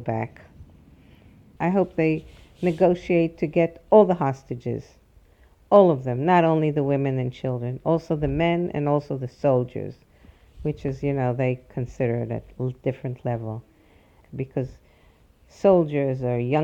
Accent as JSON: {"language": "English", "country": "Israel", "tie": "born or raised there", "said": "growing up, there were a lot of people from the Holocaust around us, growing up in Israel"}